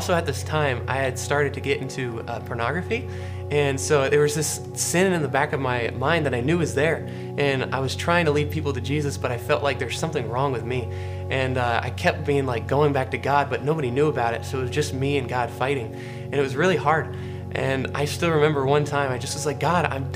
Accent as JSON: {"language": "English", "town": "Charleston", "region": "South Carolina", "country": "United States", "tie": "born or raised there", "also_born_or_lived": "Greenville, South Carolina", "said": "I was born actually in Greenville, South Carolina, but moved to Charleston, South Carolina when I was about 5 years old"}